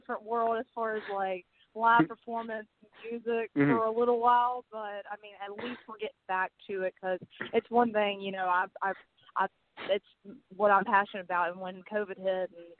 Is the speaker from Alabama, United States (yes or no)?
yes; Montgomery, Alabama, United States; also born or lived in Georgia; I grew up in Montgomery, Alabama, and I was born in Georgia, but we moved here when I was 6 months old